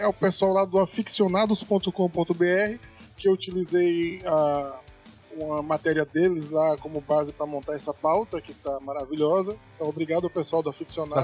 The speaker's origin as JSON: {"language": "Portuguese", "region": "Northeast Region", "country": "Brazil", "accent": "Nordestino", "said": "eu solto meu sotaque no podcast de divulgação nordestina"}